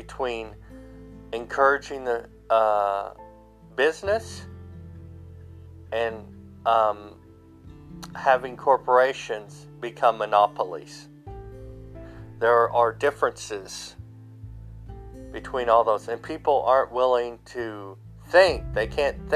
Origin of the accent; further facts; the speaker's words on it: United States; I'm European. I'm an American. I'm a European American. My ancestors came to this America hundreds of years ago